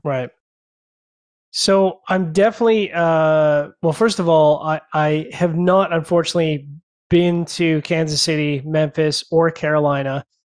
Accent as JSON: {"language": "English", "country": "Canada", "said": "I'm Canadian"}